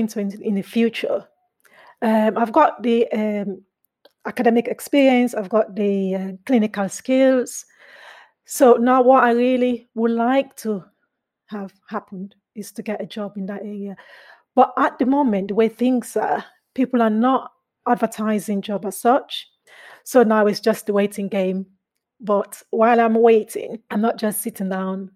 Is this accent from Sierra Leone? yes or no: yes; Sierra Leone; also born or lived in England; now in United Kingdom; I'm originally from Sierra Leone